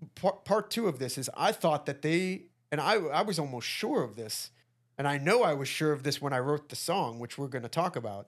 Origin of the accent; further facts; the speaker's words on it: Midwest, United States; We're from, we're from the Midwest